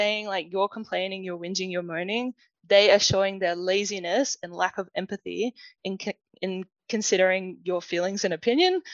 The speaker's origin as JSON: {"language": "English", "town": "Adelaide", "region": "South Australia", "country": "Australia", "tie": "born or raised there", "accent": "Australian", "said": "when I was growing up in Adelaide"}